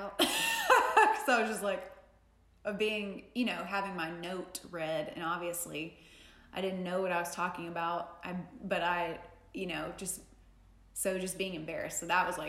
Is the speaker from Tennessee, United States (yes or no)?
yes; Jackson, Tennessee, United States; I grew up in the South, I grew up in Tennessee